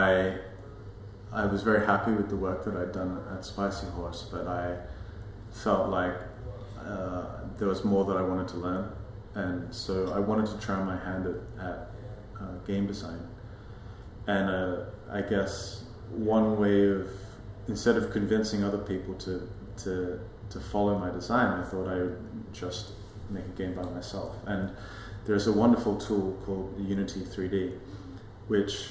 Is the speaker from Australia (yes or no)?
yes; Adelaide, South Australia, Australia; moved away as an adult; also born or lived in Hong Kong / Shanghai; now in London, United Kingdom; they met in Adelaide, and I was raised there